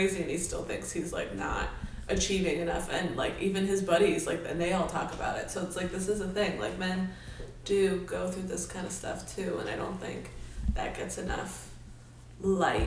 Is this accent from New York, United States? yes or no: no; Pittsburgh, Pennsylvania, United States; I'm from Pittsburgh